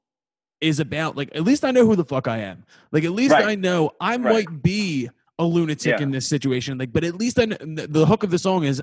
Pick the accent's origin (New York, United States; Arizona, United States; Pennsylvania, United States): Pennsylvania, United States; Philadelphia; I'm a dickhead from Northeast Philadelphia